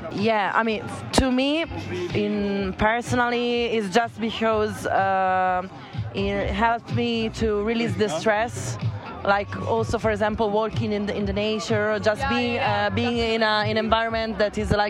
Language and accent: English; Florence, Tuscany, Italy; I'm from Florence, Italy.